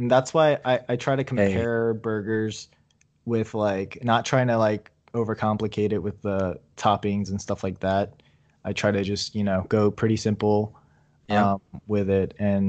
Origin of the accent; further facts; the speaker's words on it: East Coast, United States; I'm from the East Coast, so I never had In-N-Out until like, I think it was like 2015.